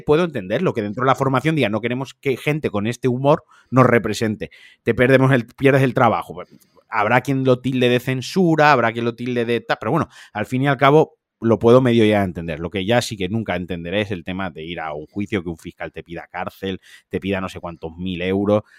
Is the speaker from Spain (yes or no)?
yes; Valencian Community, Spain; como valenciano